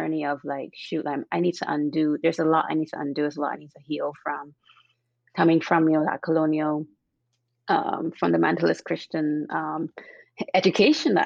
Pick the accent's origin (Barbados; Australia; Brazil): Barbados; also born or lived in Cuba / London / Hungary; now in Redwood City, United States; growing up in Barbados and growing up in the church